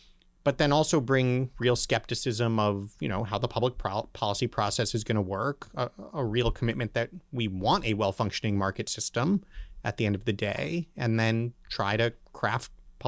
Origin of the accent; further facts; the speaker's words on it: Berkeley, California, United States; born there; Well, I was born in Berkeley, California. little known fact. Stayed there not very long, so that was probably for my own good.